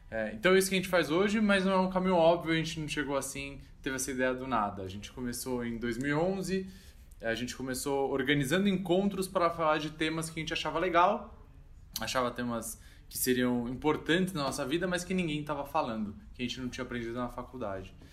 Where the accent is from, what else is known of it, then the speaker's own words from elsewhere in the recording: São Paulo, Brazil; a gente é aqui de São Paulo. A gente fazia um encontro em São Paulo, na Avenida Paulista, 8 da noite